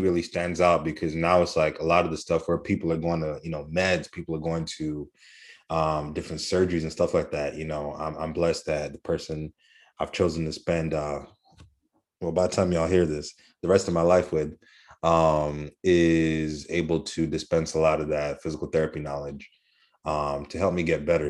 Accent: Kenya; I'm Kenyan

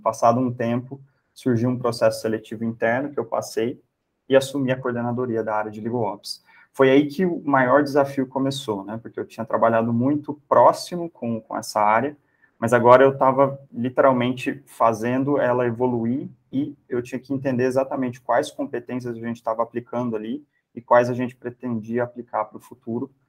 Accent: Campinas, São Paulo, Brazil; Eu sou de Campinas

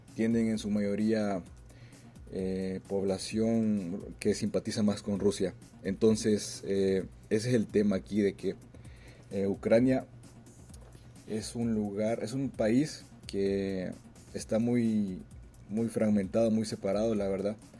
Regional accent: El Salvador; moved away as an adult; now in Moscow, Russia; soy salvadoreño residente en Moscú. Tengo alrededor de seis años de estar viviendo aquí.

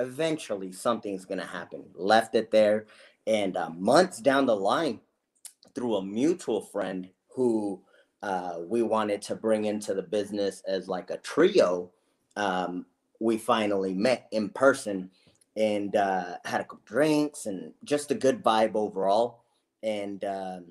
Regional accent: Los Angeles, California, United States; I was born in Los Angeles, California, born to, you know, I'm the youngest of four kids

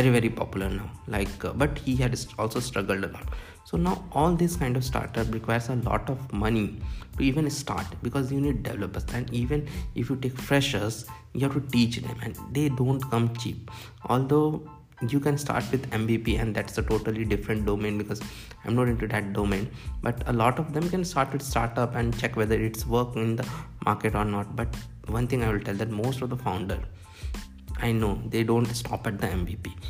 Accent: Bhopal, Madhya Pradesh, India; moved away as an adult; also born or lived in Bangalore / Mumbai; But I decided to start from my hometown of Bhopal.

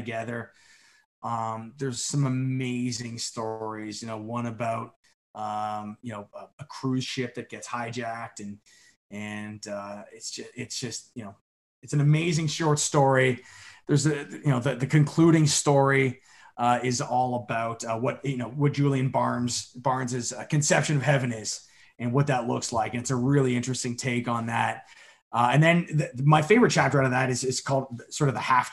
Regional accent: Canada; also born or lived in Ireland (ancestry); I was the first one in my family born in Canada.

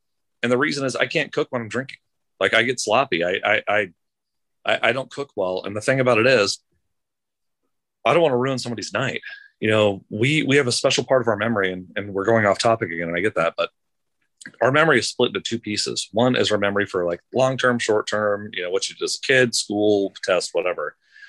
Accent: Los Angeles, California, United States; well, listen, we're from Los Angeles.

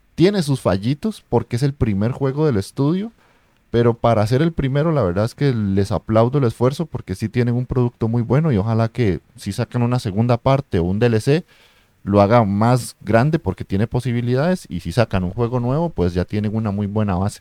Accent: Costa Rica; yo soy de Costa Rica

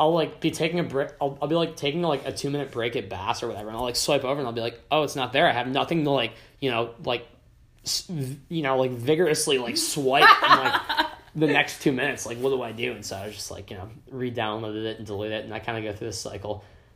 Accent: upstate New York, United States; I'm from, upstate New York

